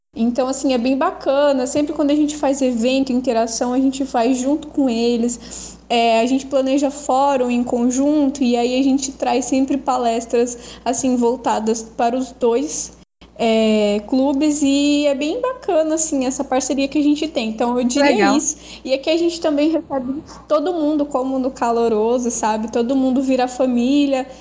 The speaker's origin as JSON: {"language": "Portuguese", "town": "Cacoal", "region": "Rondônia", "country": "Brazil", "said": "eu sou daqui de Rondônia, da cidade de Cacoal"}